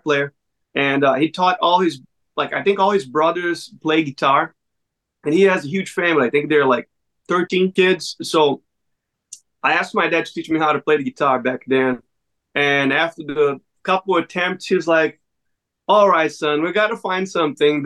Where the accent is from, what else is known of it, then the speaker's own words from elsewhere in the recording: Brazil; moved away; I'm originally from Brazil